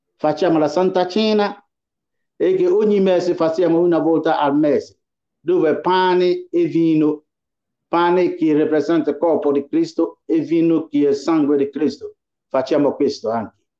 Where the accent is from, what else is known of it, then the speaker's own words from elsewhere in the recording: Ghana; now in Italy; essere cristiano in Ghana, che è il mio paese